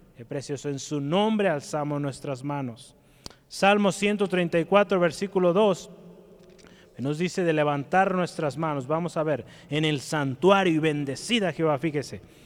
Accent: Guadalajara, Jalisco, Mexico; Como tapatíos, ¿verdad? que amamos nuestro Jalisco, nuestro Guadalajara

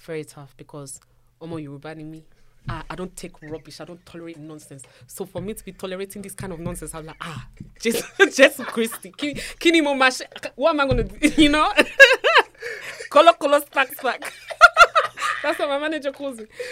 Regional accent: London, United Kingdom; also born or lived in Abuja, Nigeria; not only do I come from South London, hmm. I come from a Nigerian household. I, I was actually born in Nigeria.

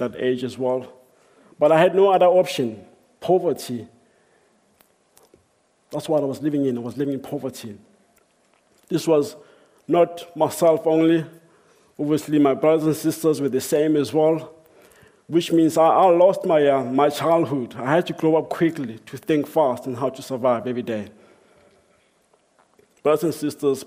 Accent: South Africa; I grew up in South Africa.

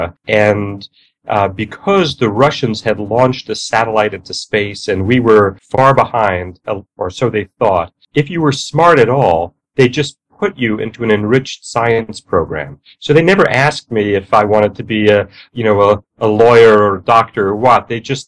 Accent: New York City, New York, United States; moved away; I grew up in New York City, in the borough of Queens

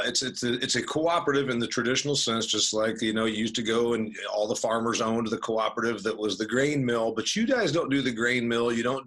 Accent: Indiana, United States; You know, she's in Ohio, I'm from Indiana.

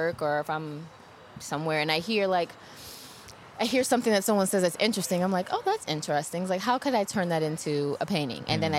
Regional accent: New Orleans, Louisiana, United States; moved away; I'm from New Orleans originally, and I don't have many of my things from childhood because of Katrina

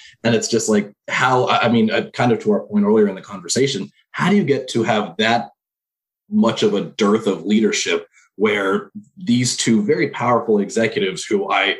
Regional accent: Austin, Texas, United States; moved away as an adult; now in Portland, United States; I grew up in Austin, University of Texas. My dad still lives down there.

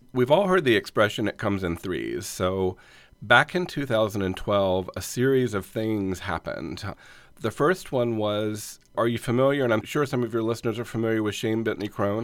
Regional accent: North Carolina, United States; also born or lived in Atlanta; now in Los Angeles, United States; we're from North Carolina

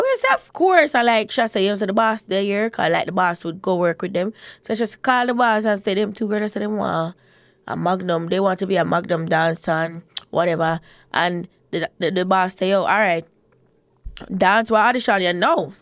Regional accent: Portmore, Saint Catherine, Jamaica; I grew up in Portmore

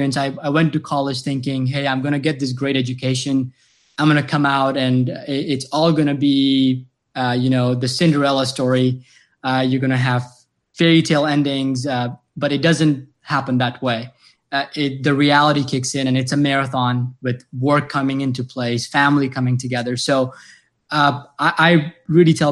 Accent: Tanzania; now in United States; I came to US personally from Tanzania, a very small town. That's where my family lives today.

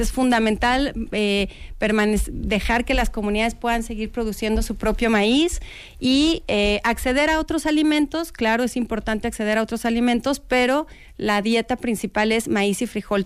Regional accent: Mexico; como mexicanos

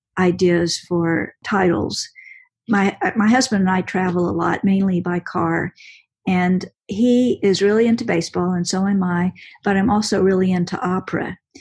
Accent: West, Texas, United States; I was thinking about setting a mystery in my hometown in Central Texas.

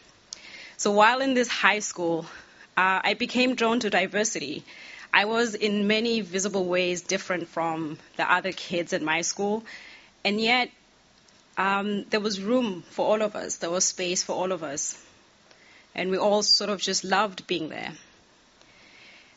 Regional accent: Eswatini; moved away as an adult; now in United States; I'm also originally from Swaziland, and I came to the U.S. for college

